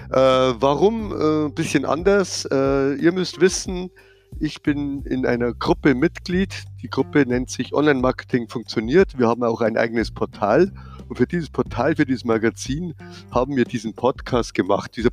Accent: Bavaria, Germany; wie man hört. Ich bin aus der Nähe von München

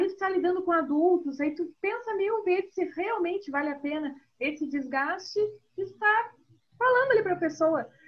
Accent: Rio Grande do Sul, Brazil; also born or lived in Northeast Brazil; quando eu fui morar no Nordeste, foi bem assim. Quando eu fui morar no Nordeste, lá a primeira, a primeira pergunta né, era como assim tu é gaúcha?

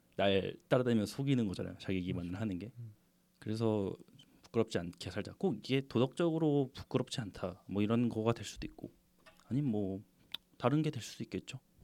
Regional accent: South Korea; 토종 한국인 입장에서

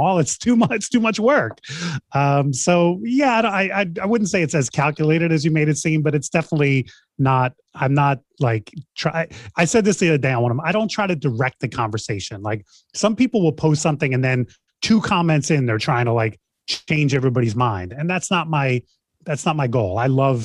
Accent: New York City, New York, United States; I grew up in Queens, New York, and I was starting in high school

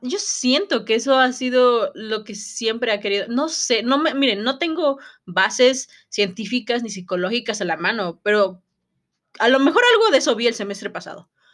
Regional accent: Mexico

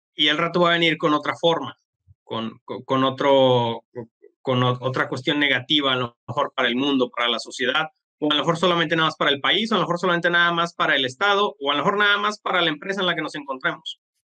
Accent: Mexico; como mexicanos

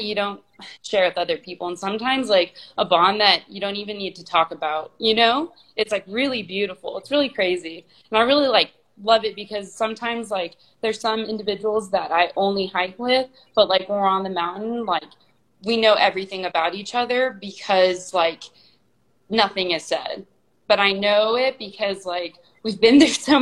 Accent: Garden Grove, California, United States; I grew up in California

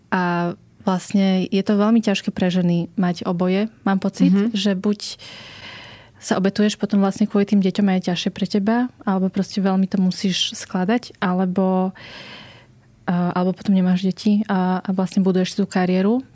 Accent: Slovakia; som vyrastala na Slovensku, ale predsa mám tie vietnamské korene

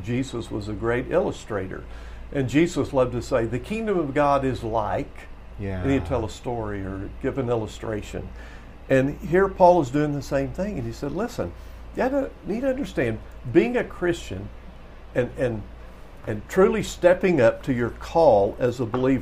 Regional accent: West Texas, United States; growing up in West Texas

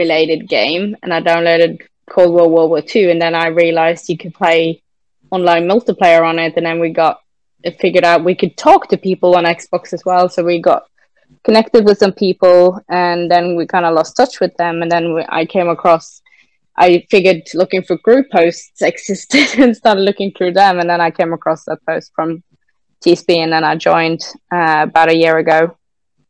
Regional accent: Norway; accent: Norwegian; first language Norwegian; English is a second language; also born or lived in England; I come from Norway, married

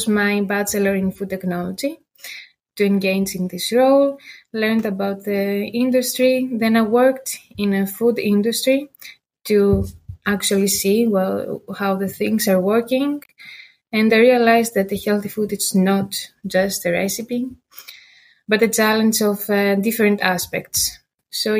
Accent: Greece; moved away as an adult; now in Maastricht, Netherlands; I am from Greece. Yeah, I was growing there

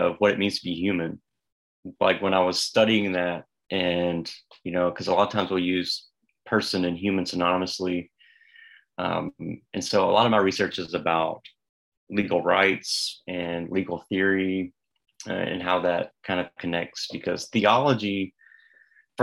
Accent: the South, United States; even as a Southerner

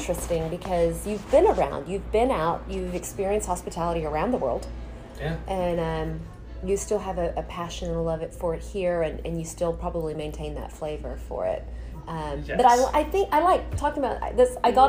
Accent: Texas, United States; I came from the Deep South where hospitality is gold, right? Texas, you got to think about how Texas was settled.

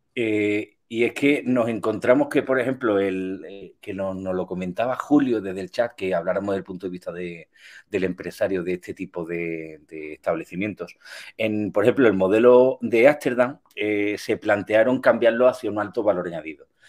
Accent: Spain; como buen latino español

